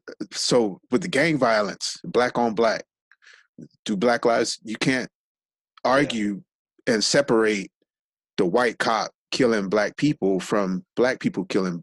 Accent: Los Angeles, California, United States; when I was growing up in South Central

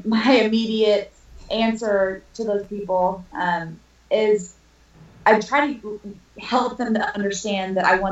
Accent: Evansville, Indiana, United States; moved away as an adult; now in Northern Kentucky, United States; I am originally from Evansville, Indiana. I now live in Northern Kentucky, Cincinnati area.

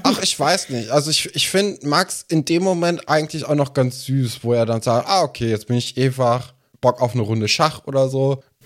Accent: Germany; bei uns in Deutschland

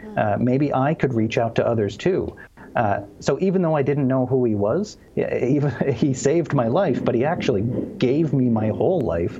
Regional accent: Cape Breton, Nova Scotia, Canada; Cape Breton, Nova Scotia, which is on the east coast of Canada.

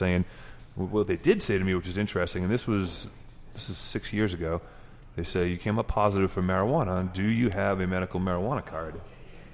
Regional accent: Massachusetts, United States; moved away as an adult; now in Colorado, United States; I haven't lived here my whole life. I'm from Massachusetts. I've been here about 7 years.

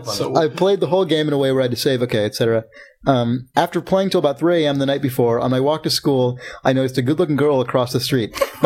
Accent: England, United Kingdom; It's just a joke. I'm English. We find this shit funny.

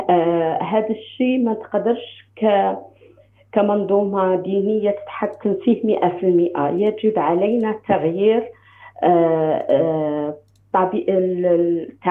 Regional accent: Algeria; now in United States; انا جزائريه

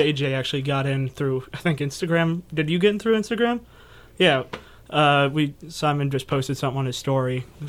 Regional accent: Ankeny, Iowa, United States; I'm from Ankeny.

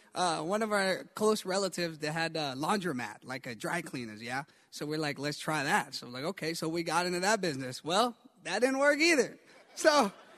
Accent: Atlanta, Georgia, United States; moved away; also born or lived in Karachi, Pakistan / Alaska; I grew up in Atlanta, Georgia, been there for 10 years

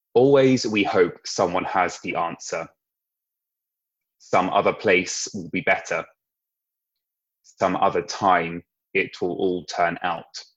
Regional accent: Sussex, South East England, United Kingdom; moved away as an adult; now in London, United Kingdom; I grew up in Sussex

